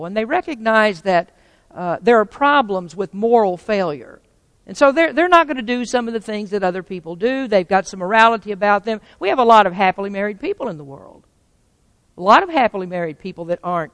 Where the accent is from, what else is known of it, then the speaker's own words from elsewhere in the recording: the Bible Belt, United States; moved away as an adult; now in California, United States; But I came from a very sheltered environment. I came from Bible Belt, from very conservative people